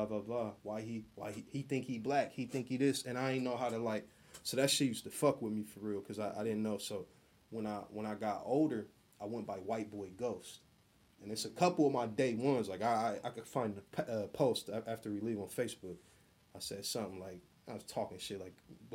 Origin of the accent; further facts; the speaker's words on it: Columbus, Ohio, United States; I'm from Columbus.